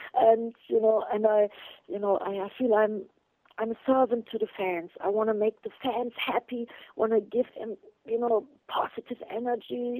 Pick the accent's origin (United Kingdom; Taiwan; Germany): Germany; English is a second language; in Germany in my hometown